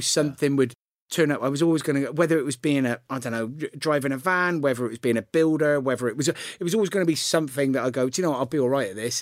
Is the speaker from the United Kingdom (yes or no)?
yes; Gloucester, South West England, United Kingdom; I grew up in the centre of Gloucester